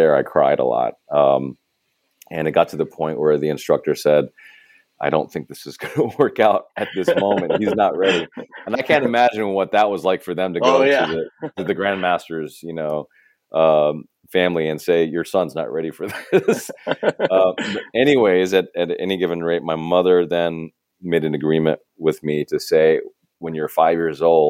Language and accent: English; Arkansas, United States; as a child, growing up in Arkansas